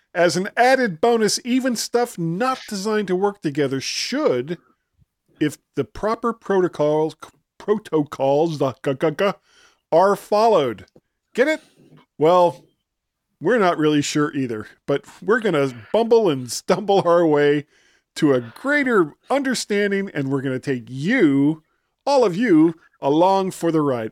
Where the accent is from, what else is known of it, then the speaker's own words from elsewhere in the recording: South Florida, United States; also born or lived in Ohio; now in Virginia, United States; I grew up in South Florida, which I've said countless times, and made my way to Ohio before I came to Virginia